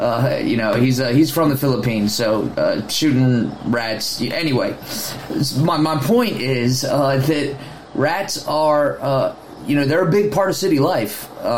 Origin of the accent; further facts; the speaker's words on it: Baltimore, Maryland, United States; I'm originally from Baltimore, and I don't know.